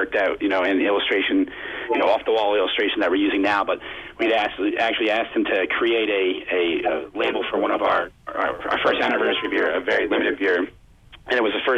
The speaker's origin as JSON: {"language": "English", "town": "New Hope", "region": "Pennsylvania", "country": "United States", "tie": "born or raised there", "also_born_or_lived": "Lambertville, New Jersey", "said": "I grew up in Lambertville and New Hope, so okay. I'm a product of Bucks County"}